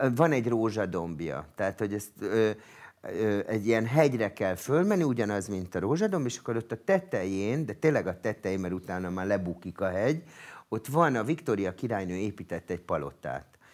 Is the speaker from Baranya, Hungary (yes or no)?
no; Budapest, Hungary; also born or lived in France; én Budapesten születtem